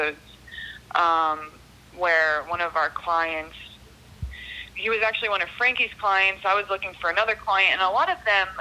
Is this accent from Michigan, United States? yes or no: no; South Florida, United States; I grew up here in South Florida